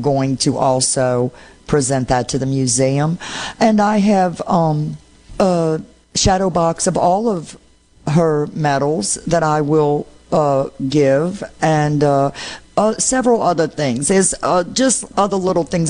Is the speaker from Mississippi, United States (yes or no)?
no; New Orleans, Louisiana, United States; I'm from New Orleans.